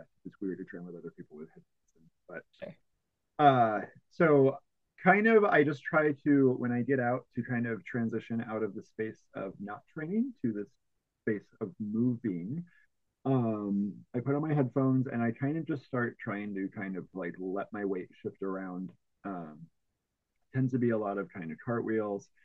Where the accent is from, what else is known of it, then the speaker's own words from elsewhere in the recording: Bloomington, Illinois, United States; now in Oakland, United States; I grew up in the Midwest, like the very almost like dead center of Illinois, in a twin cities called Bloomington Normal